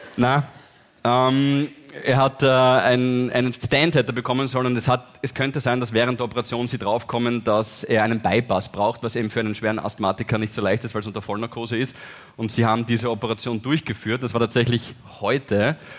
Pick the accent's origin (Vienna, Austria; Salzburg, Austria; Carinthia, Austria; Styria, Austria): Styria, Austria; wir sind Steirer